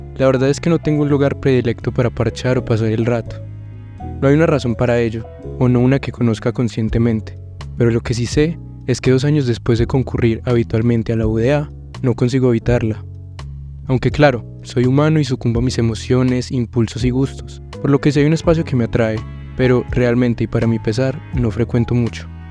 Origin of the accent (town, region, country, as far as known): Paisa, Antioquia, Colombia